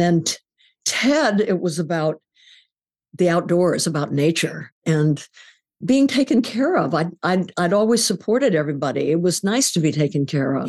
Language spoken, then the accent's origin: English; California, United States; I grew up in California in the forties, and there was never any smog